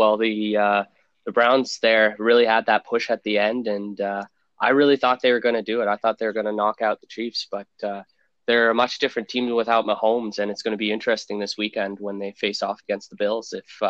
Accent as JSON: {"language": "English", "town": "Fort McMurray", "region": "Alberta", "country": "Canada", "tie": "born or raised there", "moved": "as an adult", "lives_now": "Edmonton, Canada", "said": "I'm a lifelong Oilers fan. I was born in Edmonton, raised in Fort McMurray, and then I came back down to Edmonton to pursue a career working in pro hockey."}